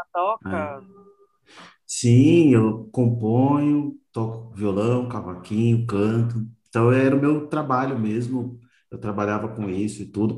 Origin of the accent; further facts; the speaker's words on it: São Paulo, Brazil; eu sou daqui de São Paulo